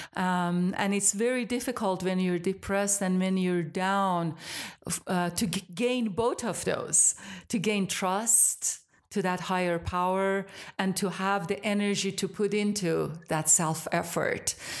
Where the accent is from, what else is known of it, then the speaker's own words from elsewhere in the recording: Iran; moved away as an adult; now in United States; I am from Iran originally, so I grew up in Iran till I was about eighteen